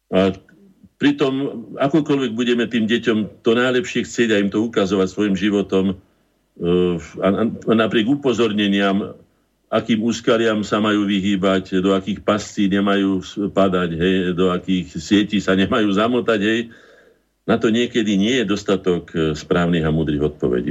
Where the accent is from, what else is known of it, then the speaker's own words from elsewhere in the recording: Bratislava, Bratislava Region, Slovakia; also born or lived in Orava; Narodil som sa v Bratislave